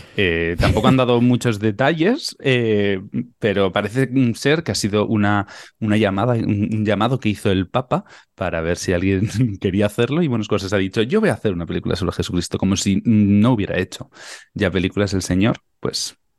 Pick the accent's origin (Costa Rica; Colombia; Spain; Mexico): Spain; Tafalla, Navarre; moved away; sigo en mi tierra porque de Tafalla, como yo